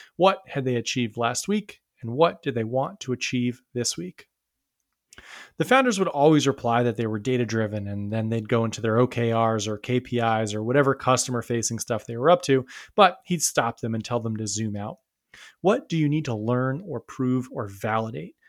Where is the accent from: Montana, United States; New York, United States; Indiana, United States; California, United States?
New York, United States; I grew up near New York City and I lived there for a long time